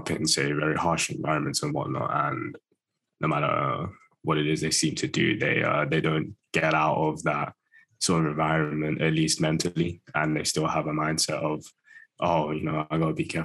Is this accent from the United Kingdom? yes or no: yes; United Kingdom; Close to London, close to London. I've got to be careful about saying if I'm from London these days, people call me out.